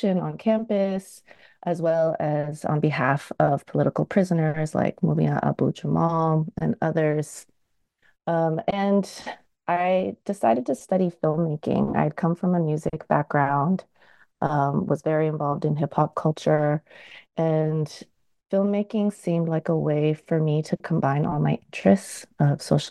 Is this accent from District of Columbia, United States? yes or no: no; San Francisco, California, United States; born and raised in the San Francisco Bay Area, in San Francisco